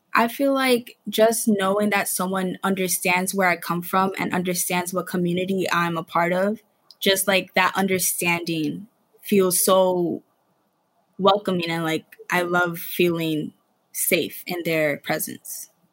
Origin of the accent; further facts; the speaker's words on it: New York City, New York, United States; I grew up in the Bronx. I've always gone to school in the Bronx until high school